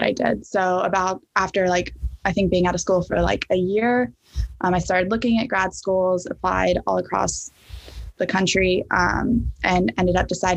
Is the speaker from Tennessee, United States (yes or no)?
yes; Knoxville, Tennessee, United States; moved away as an adult; also born or lived in Birmingham, Alabama; now in Boston, United States; I'm originally from Knoxville, Tennessee, but I've been in the Boston area for the past year and a half now.